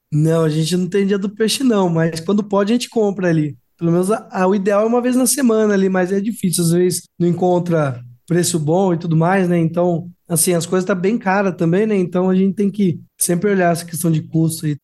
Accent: Piracicaba, São Paulo, Brazil; also born or lived in Jataí, Goiás; eu sou nativo, então eu nasci aqui em Piracicaba

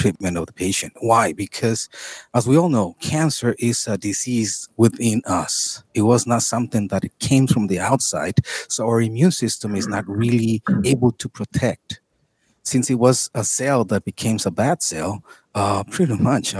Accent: Tijuana, Baja California, Mexico; I'm from here.

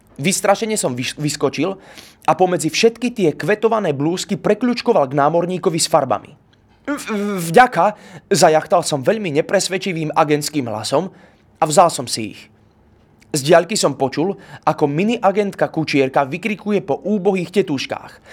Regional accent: Bratislava, Bratislava Region, Slovakia; Narodil som sa v Bratislave, nie v Sobranciach.

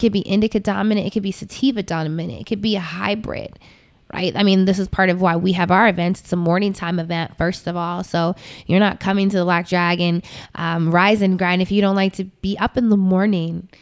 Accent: United States; I'm American

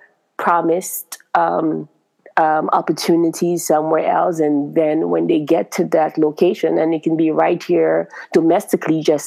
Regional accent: Grenada; now in United States; I'm from Grenada

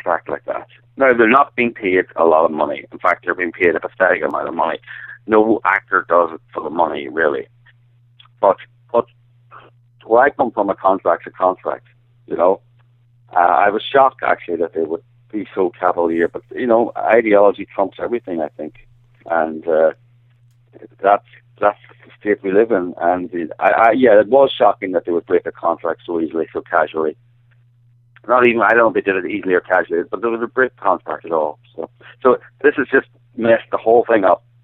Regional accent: Ireland; accent: Irish; now in United States; my indecipherable Irish accent

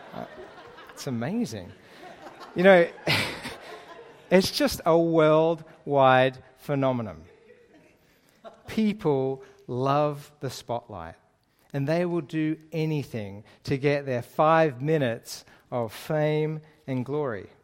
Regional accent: Lane Cove, New South Wales, Australia; moved away as an adult; also born or lived in Middle East; I actually grew up just down the road in Lane Cove, uh, which is my, my hometown area

